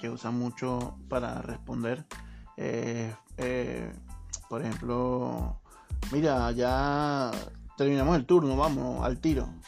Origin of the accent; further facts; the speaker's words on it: Venezuela; now in Chile; donde yo estábamos trabajando, habíamos varios venezolanos, había una gocha y un gocho y había un maracucho. Entonces me decían, pero porque ustedes son todos de Venezuela y porque hablan diferente.